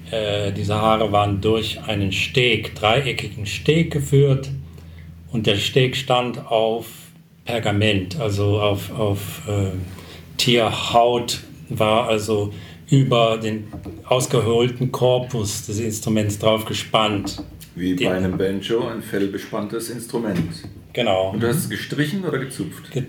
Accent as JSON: {"language": "German", "country": "South Africa", "first_language": "English", "second_language": "German", "said": "meine Muttersprache ist eigentlich Englisch äh, und äh, in, in, in, der Sprache, in der ich erzogen wurde, die fing ich erst dann wirklich mit sieben ähm, zu sprechen"}